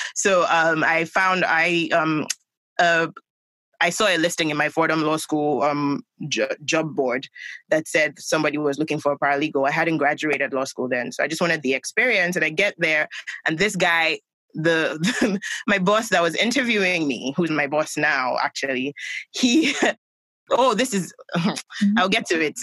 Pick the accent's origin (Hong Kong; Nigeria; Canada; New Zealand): Nigeria; Lagos; I grew up in Nigeria